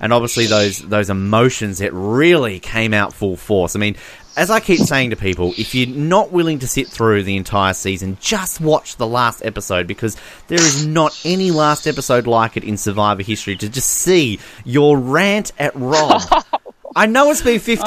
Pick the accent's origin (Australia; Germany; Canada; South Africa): Australia; we're Australian, we're not American